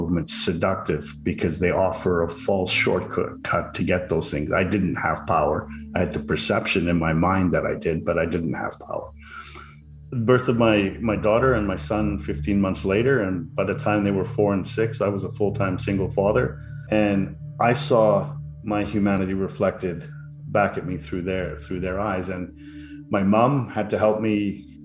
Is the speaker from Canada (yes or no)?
yes; Canada; also born or lived in Vancouver, British Columbia; I'm a Canadian living in Vancouver, British Columbia